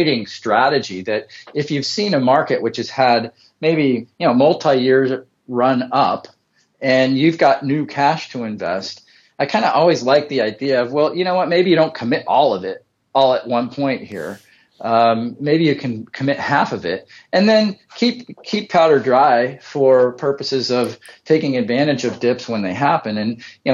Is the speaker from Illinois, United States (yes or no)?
no; Bay Area, California, United States; now in Central Coast, California, United States; we're originally from the Bay Area, now on the Central Coast